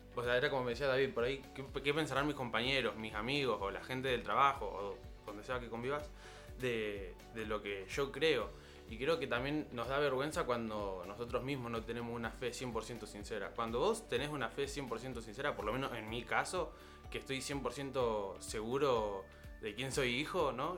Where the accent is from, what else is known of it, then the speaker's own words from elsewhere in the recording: Rosario, Santa Fe, Argentina; en Rosario, en la ciudad, mi ciudad natal.